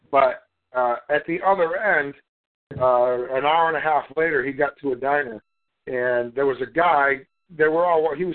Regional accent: Melbourne, Victoria, Australia; Where I'm from Australia, Melbourne. From Melbourne, Australia

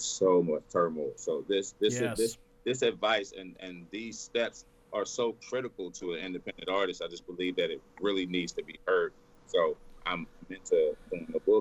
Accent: Texas, United States; I'm born and raised in Texas. Born and raised.

